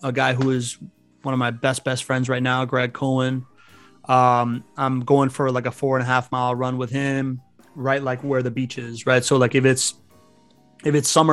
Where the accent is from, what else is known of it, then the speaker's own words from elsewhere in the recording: Miami, Florida, United States; English is a second language; also born or lived in Spain / Venezuela; I grew up in Miami